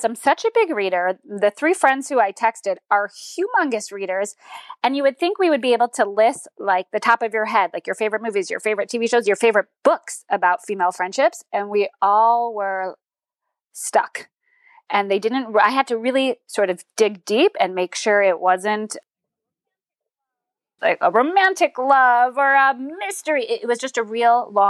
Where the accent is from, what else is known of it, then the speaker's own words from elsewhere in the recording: Northbrook, Illinois, United States; now in Maryland, United States; I am from Northbrook